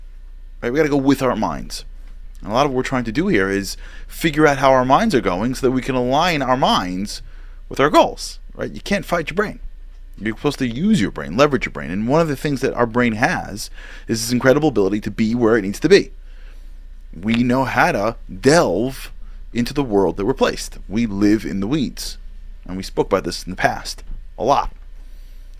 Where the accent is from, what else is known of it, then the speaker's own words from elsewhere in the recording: New York, United States; I'm from New York